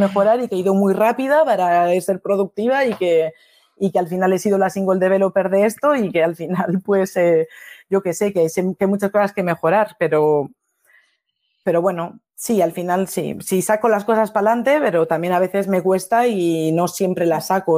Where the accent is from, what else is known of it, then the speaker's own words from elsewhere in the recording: Bilbao, Basque Country, Spain; moved away as an adult; now in Paris, France; Yo soy de Bilbao, de base